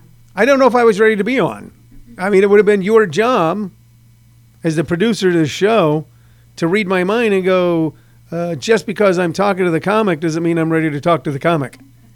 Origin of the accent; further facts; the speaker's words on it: St. Louis, Midwest, United States; moved away as an adult; also born or lived in Los Angeles; Because I'm actually from the Midwest